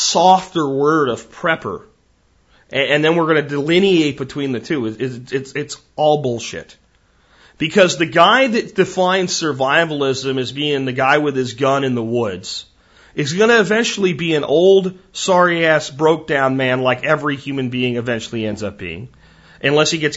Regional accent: United States; as an American

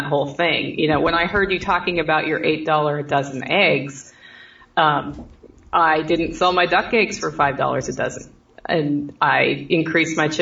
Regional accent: Oregon, United States; now in Southern United States; I'm in the South, and I'm from Oregon

